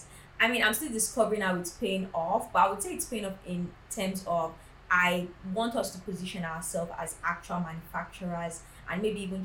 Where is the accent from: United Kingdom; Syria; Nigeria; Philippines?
Nigeria; growing up in Nigeria